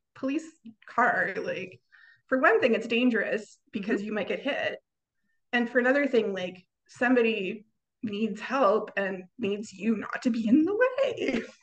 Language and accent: English; Canada; I am a Canadian